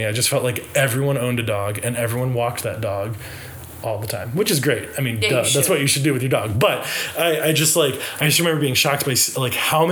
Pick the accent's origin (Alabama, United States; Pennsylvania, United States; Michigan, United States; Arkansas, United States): Alabama, United States; Birmingham; now in Nashville, United States; We're both from Birmingham, Alabama